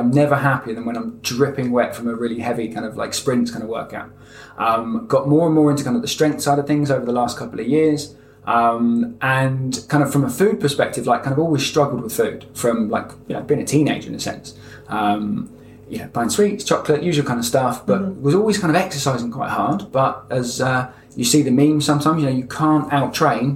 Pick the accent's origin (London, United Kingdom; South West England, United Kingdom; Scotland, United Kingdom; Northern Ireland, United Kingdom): London, United Kingdom; moved away; also born or lived in Devon; I was born in London, actually, not too far from here. And then I've spent the last kind of 15 years down in the southwest of England, down in Devon.